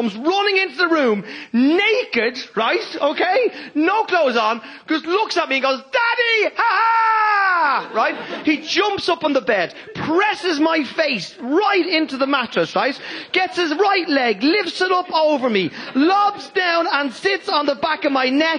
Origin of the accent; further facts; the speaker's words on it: Ireland; I am Irish